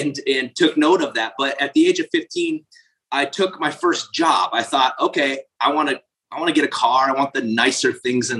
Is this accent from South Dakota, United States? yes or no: yes; South Dakota, United States; I grew up in South Dakota